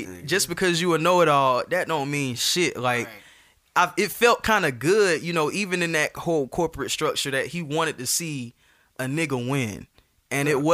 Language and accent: English; Atlanta, Georgia, United States; I'm from Atlanta. I went to Westlake. I went to Georgia State.